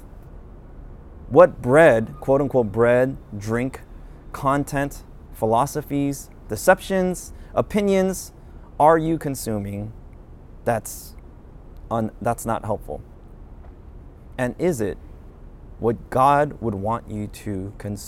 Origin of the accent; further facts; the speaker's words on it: United States; I'm Korean American, so I'm familiar with Korean culture